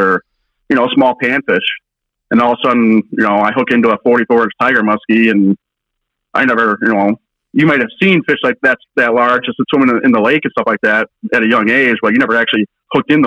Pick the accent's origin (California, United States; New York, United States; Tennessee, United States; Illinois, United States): Illinois, United States; Fox Chain O'Lakes area; I grew up in the Fox Chain area here my whole life